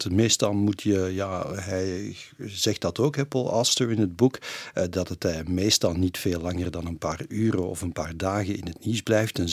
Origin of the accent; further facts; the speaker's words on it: Belgium; in Amerika hebben meerdere mensen mij er wel op aangesproken dat ik uit België kwam.